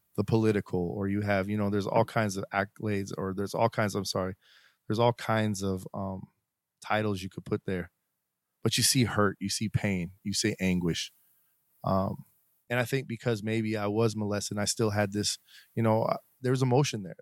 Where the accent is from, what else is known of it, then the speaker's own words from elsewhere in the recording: Colorado, United States; also born or lived in Cortez, Colorado / Englewood, Colorado / Aurora, Colorado; I'm actually originally from Colorado